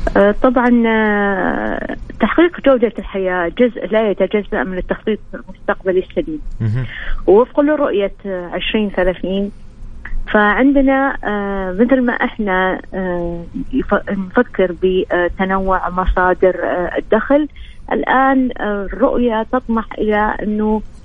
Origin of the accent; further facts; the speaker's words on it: Saudi Arabia; عندنا في السعوديه